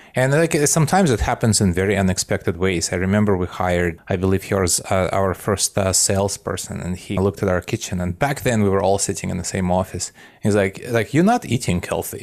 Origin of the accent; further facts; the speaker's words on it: Belarus; moved away; I grew up in what used to be called Soviet Union, and now it's, uh, Belarus, which is a little independent country in Eastern Europe